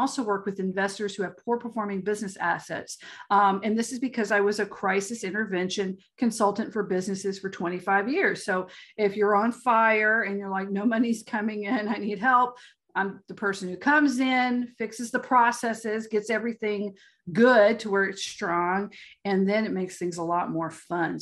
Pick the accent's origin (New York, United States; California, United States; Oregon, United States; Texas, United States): Texas, United States; Galveston; I'm from Galveston, Texas. But it is hot and steamy here